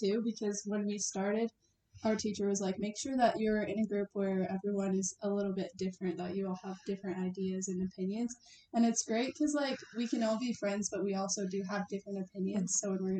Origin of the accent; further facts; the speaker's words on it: Yorktown, Virginia, United States; now in Utah, United States; I grew up in Yorktown, Virginia